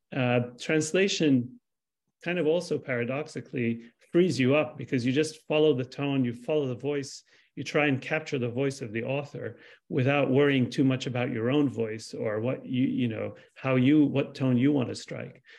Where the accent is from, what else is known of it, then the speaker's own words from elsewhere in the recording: Lebanon; I'm Palestinian. I was born in Lebanon. I'm a second generation refugee